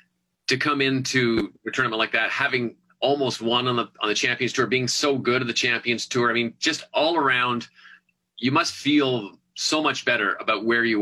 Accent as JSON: {"language": "English", "country": "Canada"}